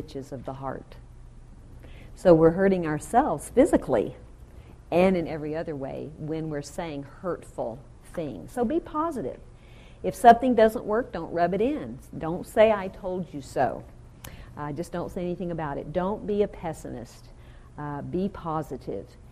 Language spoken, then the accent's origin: English; the South, United States; now in Southern California, United States; I'm really from the South, and I should say y'all.